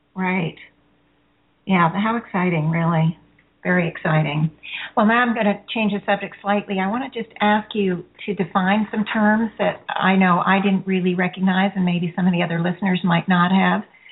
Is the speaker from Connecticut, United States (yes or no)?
yes; Connecticut, United States; I'm from Connecticut, also.